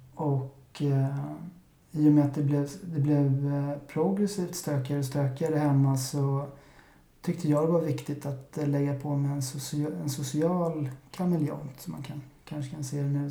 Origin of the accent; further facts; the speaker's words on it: Stockholm, Stockholm County, Sweden; jag är 35 år gammal och född och uppvuxen i Vasastan